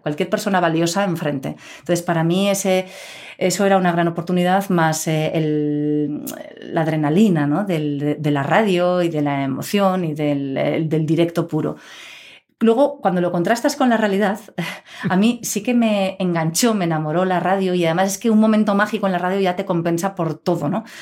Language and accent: Spanish; Pamplona, Navarre, Spain; also born or lived in Scotland / Madrid; yo desde pequeñita aquí